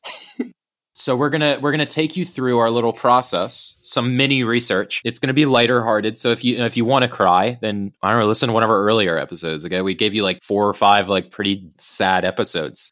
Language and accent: English; United States; now in United Kingdom; an American who is living in, in the U K